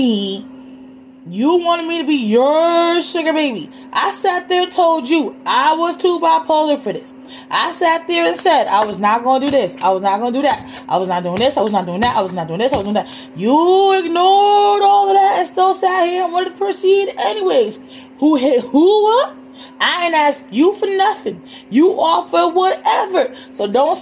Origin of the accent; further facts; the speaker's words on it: Puerto Rico; moved away; my hometown in Puerto Rico